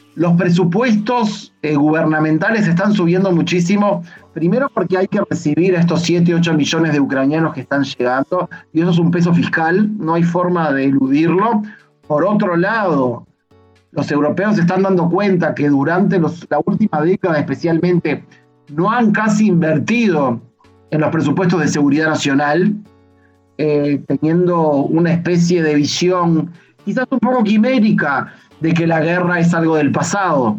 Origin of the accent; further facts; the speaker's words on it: Uruguay; now in Israel; como los dos somos uruguayos